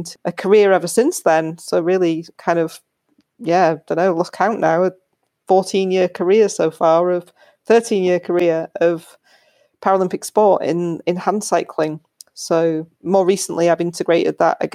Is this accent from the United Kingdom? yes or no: yes; Yorkshire and the Humber, United Kingdom; also born or lived in United States; I grew up in Yorkshire in England.